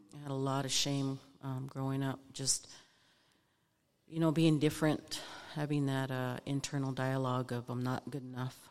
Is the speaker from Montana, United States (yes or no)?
yes; Lame Deer, Montana, United States; moved away as an adult; originally, I'm from Lame Deer, Montana, eastern Montana, from the Northern Cheyenne tribe. So I grew up on a res, res kid